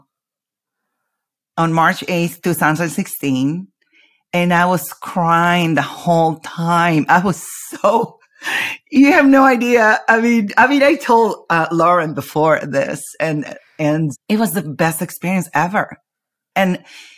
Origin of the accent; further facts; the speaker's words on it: Argentina; I'm from Argentina.